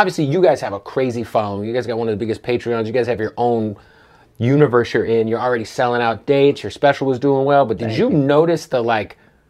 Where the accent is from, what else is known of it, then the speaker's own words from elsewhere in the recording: Phoenix, Arizona, United States; moved away; I'm from Phoenix